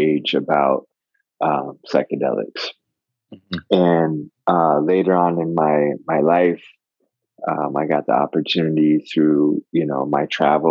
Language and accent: English; Florida, United States; I grew up in Florida.